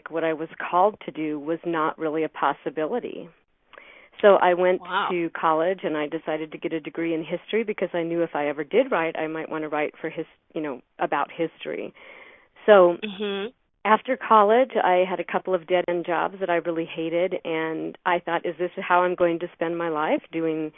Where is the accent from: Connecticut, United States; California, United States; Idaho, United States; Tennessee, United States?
Idaho, United States; here in my hometown